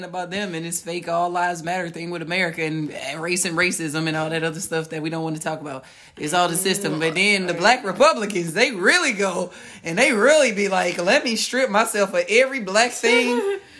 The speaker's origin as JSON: {"language": "English", "town": "Oakland", "region": "California", "country": "United States", "tie": "born or raised there", "said": "I grew up in Oakland."}